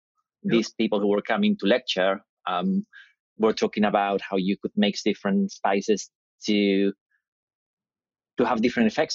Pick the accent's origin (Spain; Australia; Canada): Spain; Madrid, Community of Madrid; moved away as an adult; now in United Kingdom; I grew up in Spain. So I grew up in Madrid.